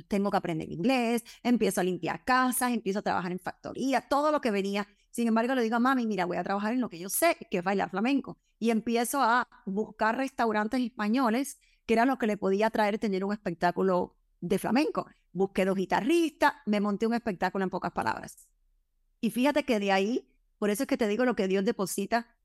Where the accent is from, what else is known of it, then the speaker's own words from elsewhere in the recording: Cuba; yo soy cubana